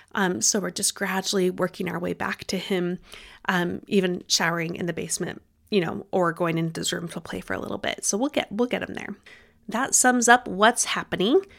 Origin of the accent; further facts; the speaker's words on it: Utah, United States; moved away as an adult; also born or lived in Bay Area, California; I grew up in Utah